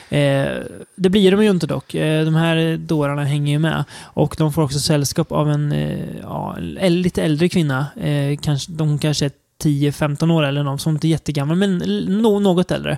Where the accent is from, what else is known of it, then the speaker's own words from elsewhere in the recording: Sweden; som svensk